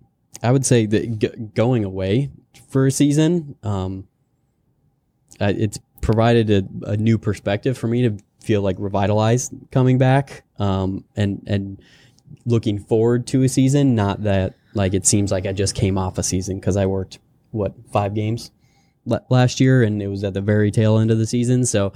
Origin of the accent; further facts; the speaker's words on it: River Falls, Wisconsin, United States; also born or lived in Wyoming / Kansas / North Carolina; Born in Wyoming, had stints in Kansas and Platteville, Wisconsin, and North Carolina. Went to Selma Middle School and High School in River Falls, Wisconsin.